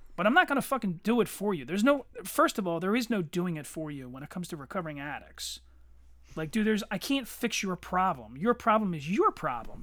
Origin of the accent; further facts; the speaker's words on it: Eddystone, Pennsylvania, United States; I grew up in Eddystone, dirt fucking poor